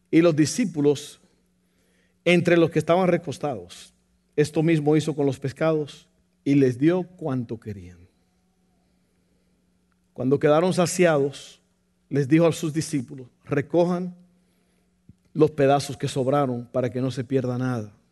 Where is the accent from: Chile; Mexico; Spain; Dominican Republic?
Mexico; Ni yo que soy mexicano, pastor.